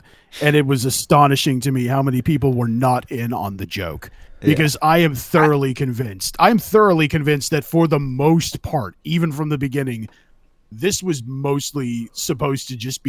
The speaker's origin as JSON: {"language": "English", "region": "California", "country": "United States", "tie": "born or raised there", "said": "I grew up in California in the mid 2000s."}